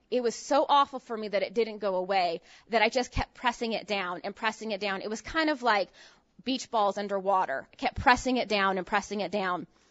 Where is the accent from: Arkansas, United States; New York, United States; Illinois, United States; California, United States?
California, United States; San Francisco Bay Area, Northern; I grew up in Northern California